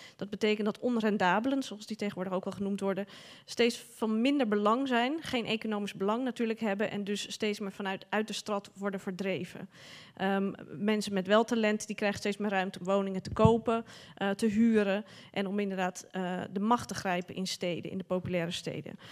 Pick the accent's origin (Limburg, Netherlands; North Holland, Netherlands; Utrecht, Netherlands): North Holland, Netherlands; Amsterdam; ik ben een geboren en getogen Amsterdammer